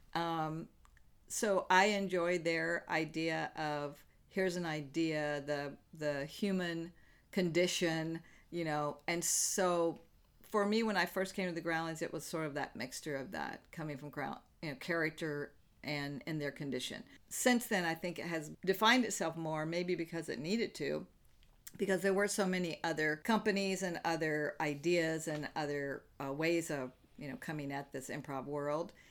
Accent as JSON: {"language": "English", "region": "the South", "country": "United States", "tie": "born or raised there", "moved": "yes", "lives_now": "Los Angeles, United States", "said": "I grew up in the South in the buckle of the Bible Belt"}